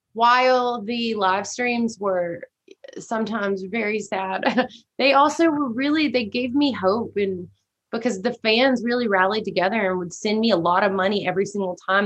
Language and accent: English; Shreveport, Louisiana, United States; moved away as an adult; now in Austin, United States; born and raised in Louisiana